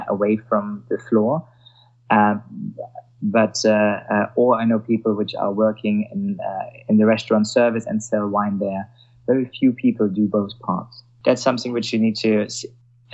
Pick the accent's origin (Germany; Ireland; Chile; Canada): Germany; accent: Germanic; English is a second language; now in London, United Kingdom; I'm German, so when I come up with my Germanic accent